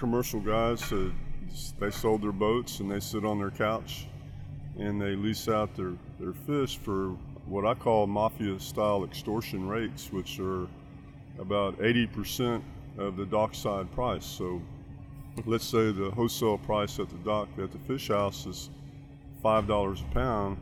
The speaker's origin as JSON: {"language": "English", "region": "Texas", "country": "United States", "said": "I'm from Texas"}